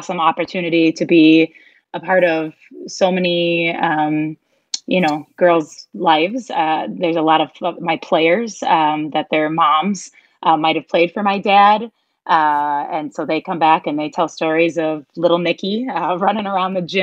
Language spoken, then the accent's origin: English; Bloomer, Wisconsin, United States; growing up in Bloomer, having that small town experience